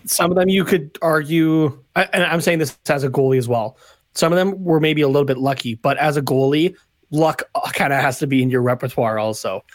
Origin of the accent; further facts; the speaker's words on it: Canada; as a Canadian